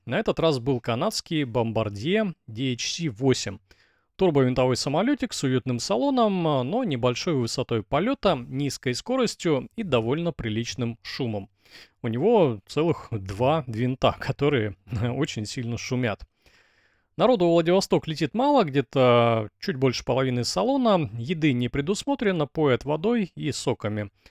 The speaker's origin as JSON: {"language": "Russian", "country": "Russia", "also_born_or_lived": "Blagoveshchensk, Russia", "said": "я велосипедист из России"}